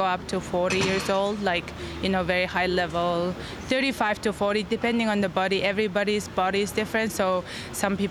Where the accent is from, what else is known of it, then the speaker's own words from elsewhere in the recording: Mongolia; I'm a contortionist at Totem, and I'm from Mongolia.